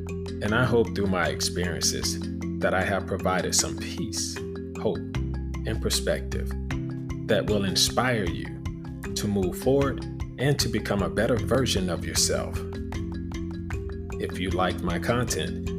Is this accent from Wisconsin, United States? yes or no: no; Fort Lauderdale, Florida, United States; growing up in Fort Lauderdale, Florida